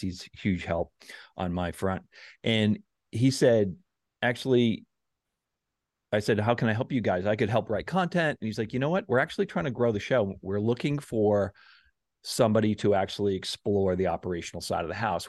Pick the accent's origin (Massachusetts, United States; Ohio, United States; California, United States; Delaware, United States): Massachusetts, United States; South Shore; I grew up on the South Shore